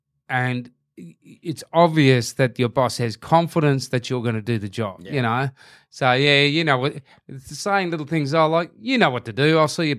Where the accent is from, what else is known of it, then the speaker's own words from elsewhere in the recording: Hurstbridge, Victoria, Australia; we're from Hurstbury High and then I went to Eltham College